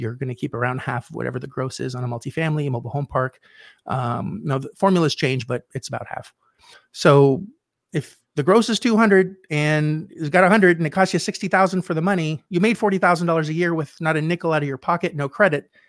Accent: Canada; I was in Canada. I'm Canadian.

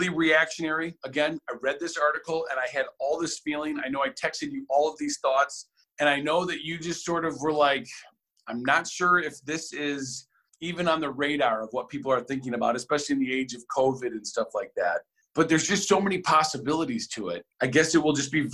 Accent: United States; I'm an American

